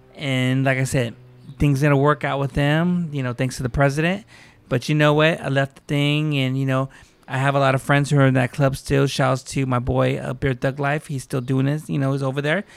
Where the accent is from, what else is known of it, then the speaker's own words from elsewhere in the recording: United States; I'm Mexican. I'm Chicano. I, I was born here in America, not from Mexico